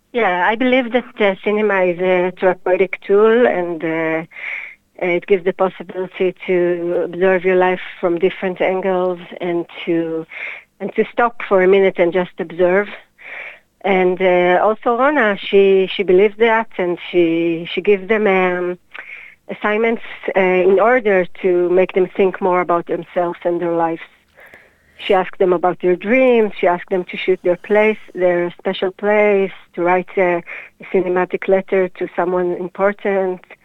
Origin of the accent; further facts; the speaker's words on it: Hadera, Haifa District, Israel; also born or lived in Jerusalem; now in Tel Aviv, Israel; I was born in Hadera 38 years ago